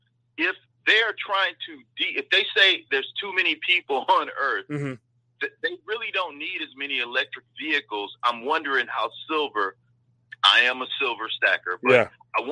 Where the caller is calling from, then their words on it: Milwaukee, Wisconsin, United States; I'm in Milwaukee.